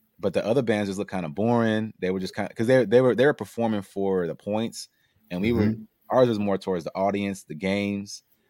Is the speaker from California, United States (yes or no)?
yes; California, United States; we're from California.